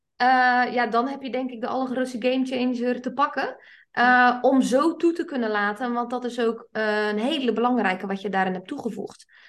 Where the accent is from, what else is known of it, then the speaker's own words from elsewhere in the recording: South Flanders, Belgium; Ik kom uit Zuid-Vlaanderen